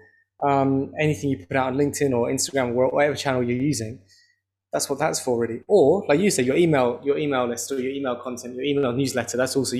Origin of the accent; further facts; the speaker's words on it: London, United Kingdom; I grew up in North London